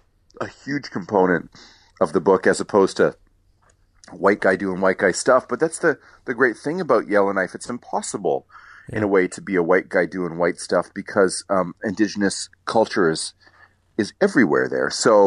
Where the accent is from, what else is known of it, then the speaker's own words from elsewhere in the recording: the South, United States; I'm a Southerner, right?